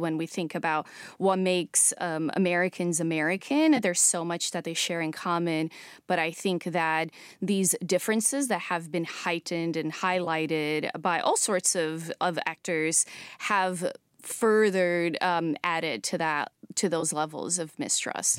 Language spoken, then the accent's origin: English; São Paulo, Brazil; moved away; growing up in Brazil in the nineties